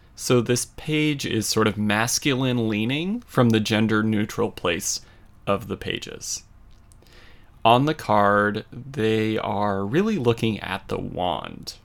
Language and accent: English; Colorado, United States; my hometown in Colorado